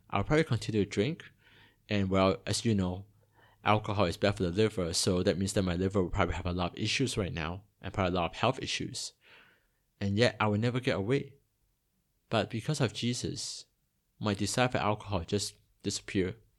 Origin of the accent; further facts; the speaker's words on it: Toronto, Ontario, Canada; also born or lived in Hong Kong; now in Singapore; I was born in Hong Kong, and when I was eight, my family migrated to, uh, Toronto in Canada